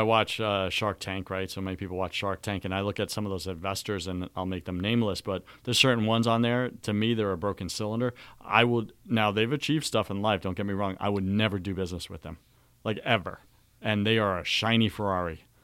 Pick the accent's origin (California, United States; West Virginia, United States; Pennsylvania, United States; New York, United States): New York, United States; we're both Greek. We're both from New York